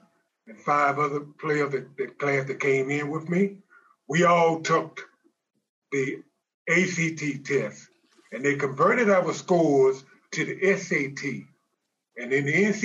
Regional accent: Shreveport, Louisiana, United States; I went to college locally here in my hometown of Shreveport, Louisiana, Centenary College.

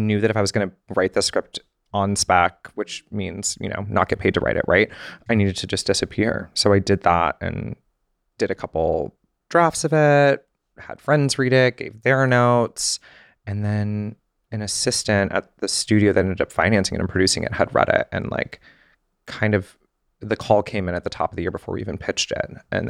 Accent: the South, United States; I had this like glamorization of Hollywood and like fame and celebrity and growing up in the South.

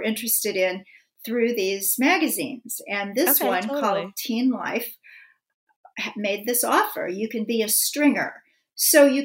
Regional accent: Kansas City, Missouri, United States; my hometown, Kansas City

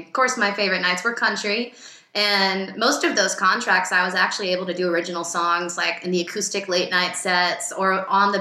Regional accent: Virginia, United States; moved away as an adult; also born or lived in Boston; now in Los Angeles, United States; I'm from Virginia

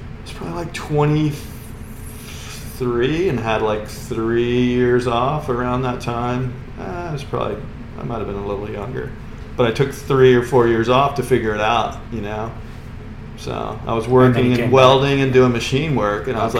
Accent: Merritt Island, Florida, United States; Yeah, I grew up in Merritt Island and basically Cocoa Beach, Merritt Island area.

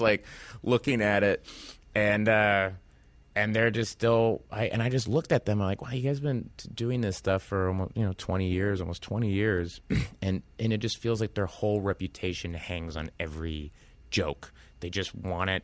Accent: Tulsa, Oklahoma, United States; moved away; I came from Tulsa, Oklahoma

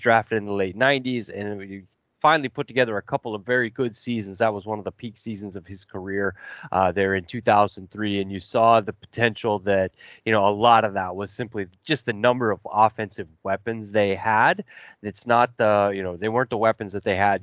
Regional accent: Kansas City, Missouri, United States; I grew up in the Midwest in Kansas City and outside Kansas City

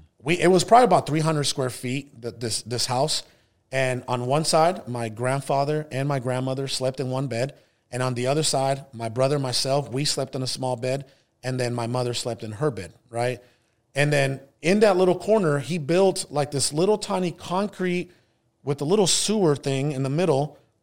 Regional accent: Hermosillo, Sonora, Mexico; born there; I was actually born in Mexico. I was born in Hermosillo, Sonora, which is the capital of a northern state in Mexico, Sonora.

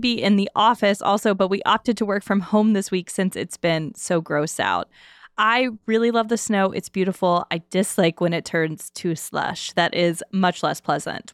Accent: the South, United States; now in Pittsburgh, United States; I am from the South

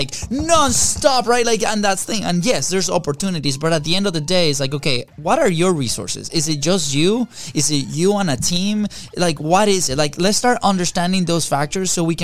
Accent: Venezuela; moved away; we're two kids from Venezuela

